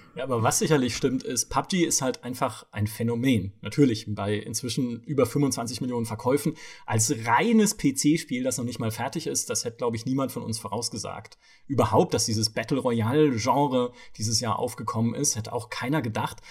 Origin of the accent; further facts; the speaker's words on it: Southern Germany, Germany; moved away; ich komme aus Süddeutschland